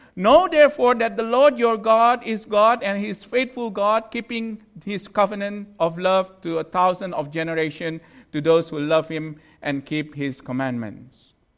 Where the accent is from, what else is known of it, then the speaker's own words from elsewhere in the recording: Indonesia; moved away; I'm from Indonesia